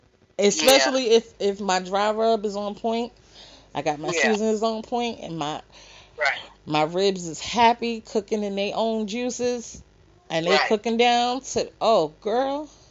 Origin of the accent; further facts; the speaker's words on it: New York, United States; now in Virginia, United States; we're from New York.